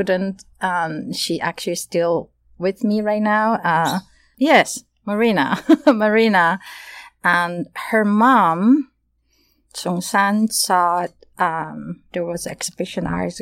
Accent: Taiwan; moved away as an adult; now in United States; originally I'm from Taiwan

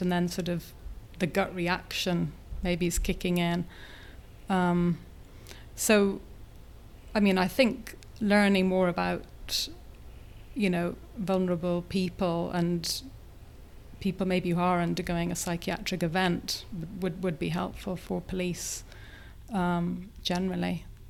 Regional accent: Ireland; I'm Irish

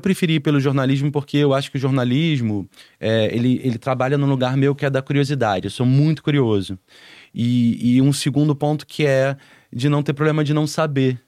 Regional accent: São Gonçalo, Rio de Janeiro, Brazil; a família saiu de lá foi morar em São Gonçalo, que é do outro lado da ponte, que é Sim. em Niterói, né? Pro lado de Niterói. E foi onde eu passei até os meus 17 anos

